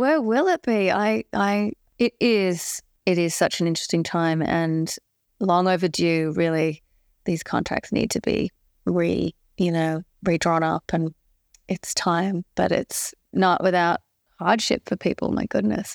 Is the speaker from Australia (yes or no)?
yes; Sydney, New South Wales, Australia; I grew up in Balmain in a, in a city suburb in Sydney